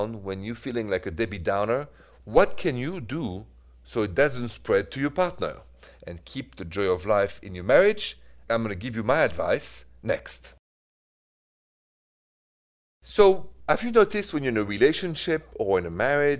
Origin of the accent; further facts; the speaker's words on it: Paris, Île-de-France, France; accent: French; English is a second language; moved away as an adult; also born or lived in Midwest, United States; now in United States; it is straight from Paris